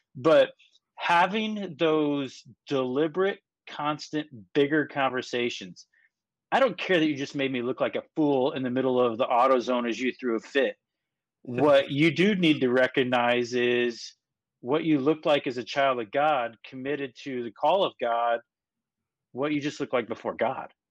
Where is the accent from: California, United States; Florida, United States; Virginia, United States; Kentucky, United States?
Kentucky, United States; I grew up in Kentucky.